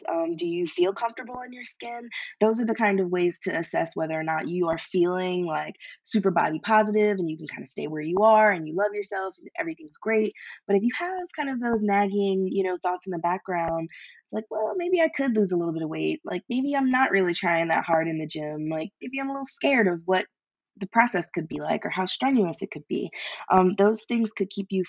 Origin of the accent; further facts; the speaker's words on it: Philadelphia, Pennsylvania, United States; I'm from Philly